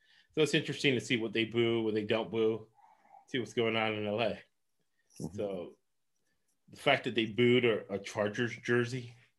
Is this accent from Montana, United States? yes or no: no; Los Angeles, California, United States; I was born in Cedars of Lebanon Hospital. They got bought by Cedars-Sinai. So right now, but then that building where I was born at got bought by the Scientologists. So they're in downtown LA.